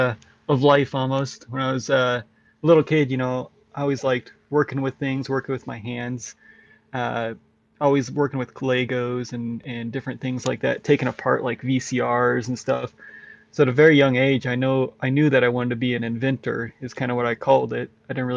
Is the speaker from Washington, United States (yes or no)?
yes; Walla Walla, Washington, United States; I grew up in Walla Walla, Washington. It's in the southeast corner of Washington State